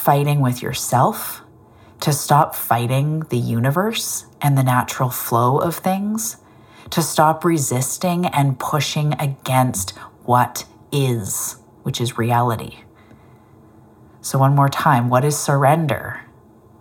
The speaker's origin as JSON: {"language": "English", "country": "Canada", "said": "I'm a Canadian"}